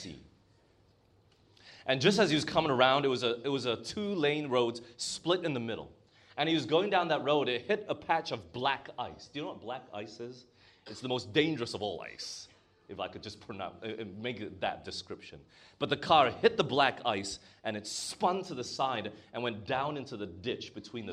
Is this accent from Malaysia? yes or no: yes; Malaysia; moved away; I grew up in Malaysia